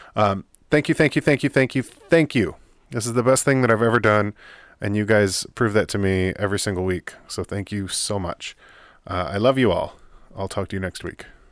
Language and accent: English; United States; as an American